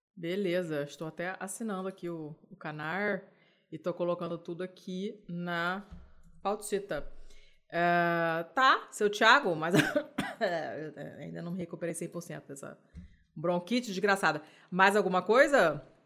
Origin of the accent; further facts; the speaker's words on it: Rio de Janeiro, Brazil; falo enquanto carioca